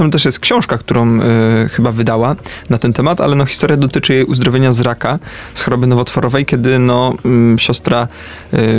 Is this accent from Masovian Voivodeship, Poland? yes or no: no; Poznań, Greater Poland, Poland; Ja z Poznania jestem, ale to wiesz, Poznań duży, to nie wszystkie dzielnice znam.